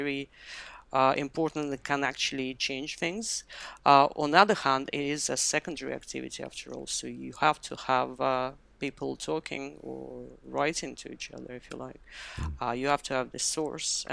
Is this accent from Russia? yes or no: yes; Moscow, Russia; moved away as an adult; now in London, United Kingdom; I moved to London from Moscow, where I grew up and I was educated. That was about 20 years ago.